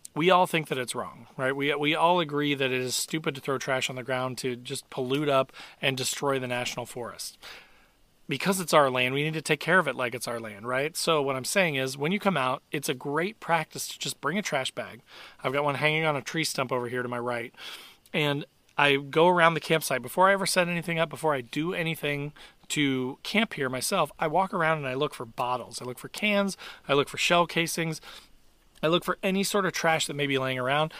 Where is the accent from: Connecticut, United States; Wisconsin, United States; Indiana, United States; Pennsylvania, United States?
Indiana, United States; I'm from Indiana